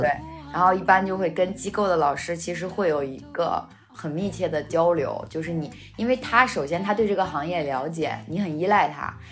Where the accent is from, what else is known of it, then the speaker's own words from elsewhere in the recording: Hebei, China; 比方说我们是河北的嘛